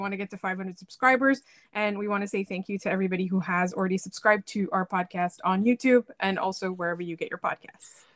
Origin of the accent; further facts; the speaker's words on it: Canada; I'm from Canada